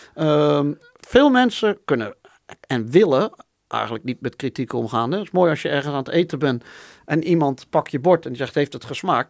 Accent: Netherlands

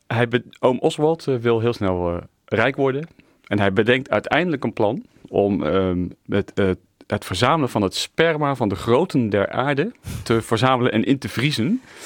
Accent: The Hague, South Holland, Netherlands; ik ben Hagenaar

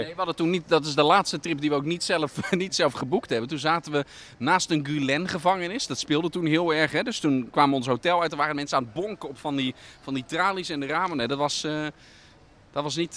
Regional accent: Netherlands; ben ik toch een Hollander

